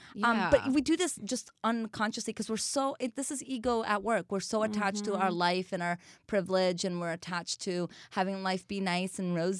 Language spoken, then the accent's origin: English; Brazil; English is a second language; now in United States; So I'm from Brazil, which is a country that's very sexualized in this country.